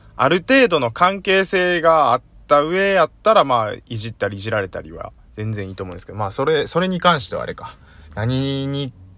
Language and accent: Japanese; Kyoto, Japan; also born or lived in Tokyo; 生まれも育ちも京都なんですけれども